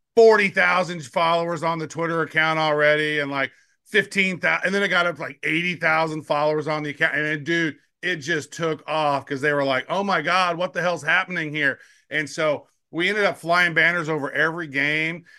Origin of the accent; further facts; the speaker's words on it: Kansas City, Missouri, United States; the Chiefs, 'cause it's my hometown team